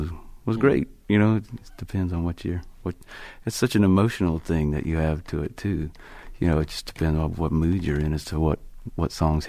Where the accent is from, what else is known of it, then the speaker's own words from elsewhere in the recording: the Bible Belt, Southeast, United States; I grew up in the Bible Belt